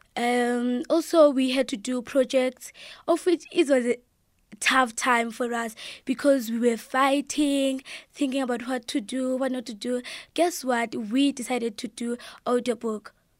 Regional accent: Engcobo, Eastern Cape, South Africa; from Engcwaba.

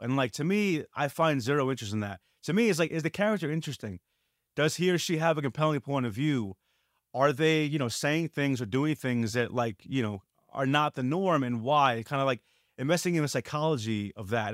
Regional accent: New York City, New York, United States; growing up in New York

